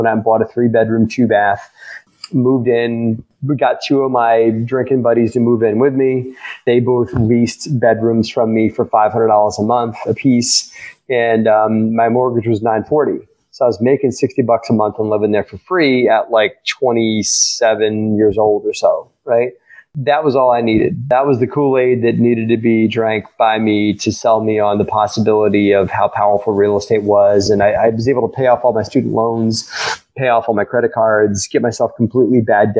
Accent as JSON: {"language": "English", "town": "Baltimore", "region": "Maryland", "country": "United States", "tie": "born or raised there", "also_born_or_lived": "Virginia", "moved": "as an adult", "said": "I grew up in Baltimore, went to Virginia Tech for college, got a degree in engineering"}